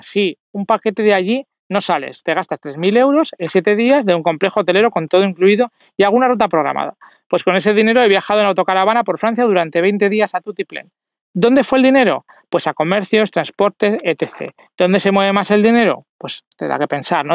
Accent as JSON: {"language": "Spanish", "town": "Zaragoza", "region": "Aragon", "country": "Spain", "said": "yo soy de Zaragoza"}